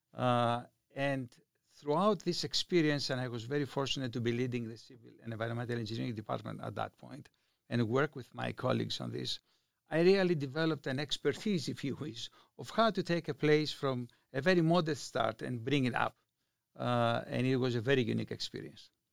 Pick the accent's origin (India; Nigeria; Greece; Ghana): Greece; moved away as an adult; now in Reno, United States; I was born in Greece. I left Greece uh, when I was 23 years old